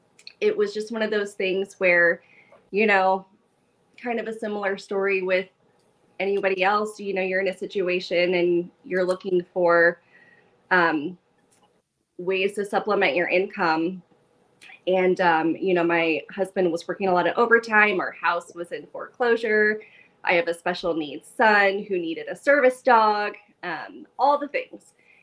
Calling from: Dayton, Ohio, United States

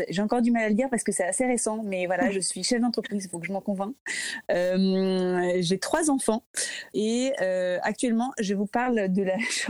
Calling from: Paris, Île-de-France, France; Donc voilà, je, suis un peu tranquille, mais voilà, je vous parle de chez moi à Paris.

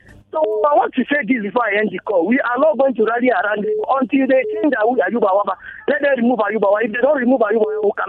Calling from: Jos, Plateau, Nigeria; I'm calling you from Terminus.

